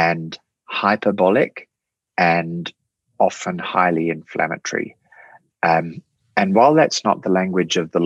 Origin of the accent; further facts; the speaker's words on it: Australia; Australians, we're a funny people, Australia.